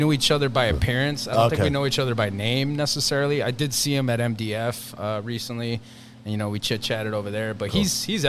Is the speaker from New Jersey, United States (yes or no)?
yes; Union City, New Jersey, United States; first language Spanish; English is a second language; now in Weehawken, United States; I'm from Weehawken, originally from Union City, but I've been living in Weehawken now for about 10 or 11 years.